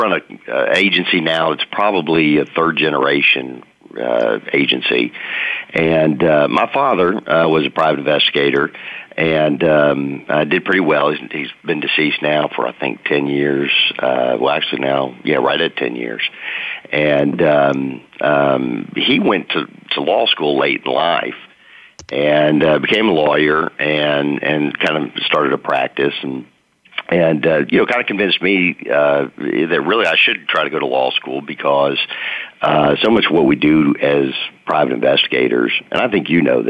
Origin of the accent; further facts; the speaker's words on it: Dallas, Texas, United States; also born or lived in New Orleans, Louisiana; I'm from Dallas, Dallas-Fort Worth, really, originally